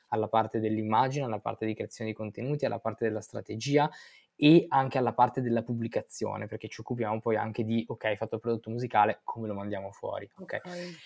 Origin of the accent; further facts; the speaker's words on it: Verona, Veneto, Italy; Io sono originario di Verona e nato e cresciuto lì